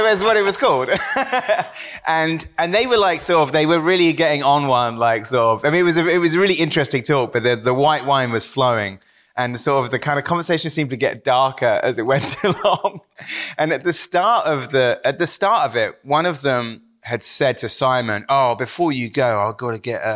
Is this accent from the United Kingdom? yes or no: yes; Wells, South West England, United Kingdom; growing up in Somerset